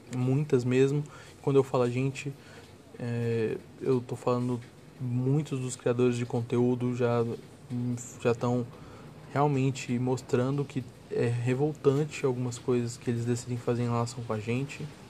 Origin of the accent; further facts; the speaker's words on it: Goiânia, Goiás, Brazil; Eu venho de Goiânia